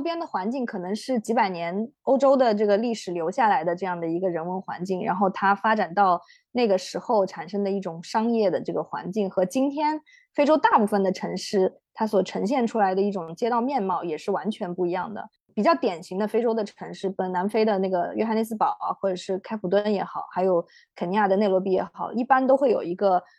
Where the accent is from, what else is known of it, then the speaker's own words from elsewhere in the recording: China; 我们中国人的成长记忆里面是有一个很，呃，就是可能是我这一代人啊，有一个很深刻的一段阶段，就是一个，呃，农业社会